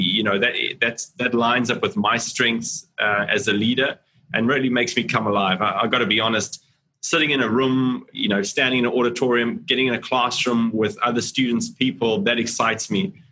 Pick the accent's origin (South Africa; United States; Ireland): South Africa; Cape Town, Western Cape; moved away as an adult; now in Singapore; I'm from Cape Town, South Africa originally, um, and that's where I grew up